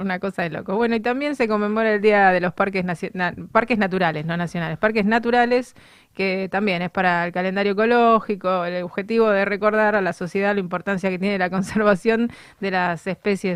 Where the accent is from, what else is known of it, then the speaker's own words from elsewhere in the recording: Argentina; los argentinos